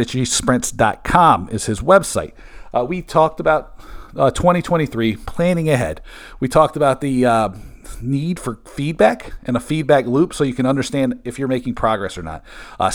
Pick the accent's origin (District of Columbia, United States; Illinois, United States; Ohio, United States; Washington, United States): Washington, United States; Bremerton; born there; I was born in Bremerton, right across the Puget Sound from Seattle